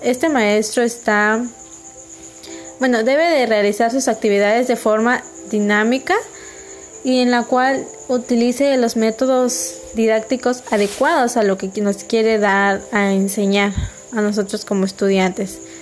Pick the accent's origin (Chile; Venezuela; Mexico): Mexico